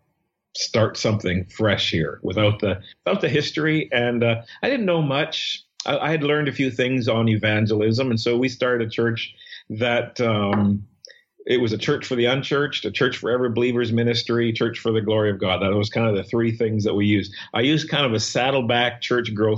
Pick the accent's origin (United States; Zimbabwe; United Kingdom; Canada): Canada; Saskatchewan; moved away as an adult; now in Toronto, Canada; my past memory of growing up in Saskatchewan